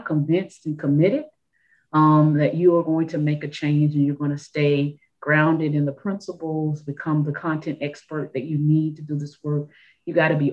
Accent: Memphis, Tennessee, United States; moved away as an adult; I grew up in Memphis, Tennessee, in a place where I really didn't know a lot about my own history

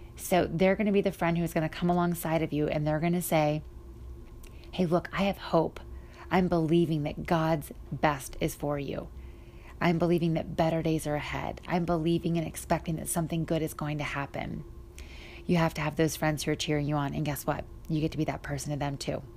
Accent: Pennsylvania, United States; now in Cleveland, United States; from Ohio, from Cleveland to Pennsylvania, where my hometown is

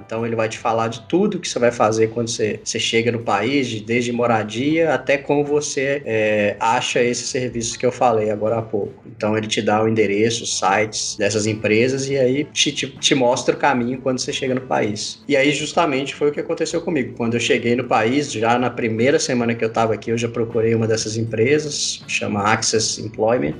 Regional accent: Brazil; moved away as an adult; now in Canada; como brasileiro

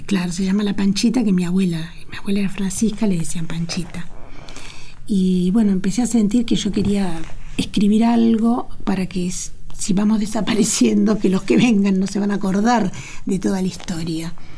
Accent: Argentina; Yo soy muy, me siento muy argentina, muy americana, muy latinoamericana. Amo Latinoamérica, amo mi tierra

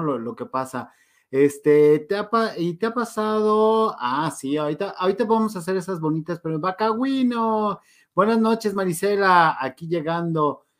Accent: León, Guanajuato, Mexico; León, Guanajuato. No puedo creerlo. De mi tierra santa

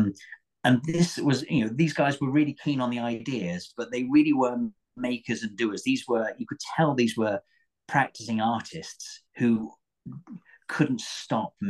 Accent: Torquay, South West England, United Kingdom; I grew up in Torbay by the sea

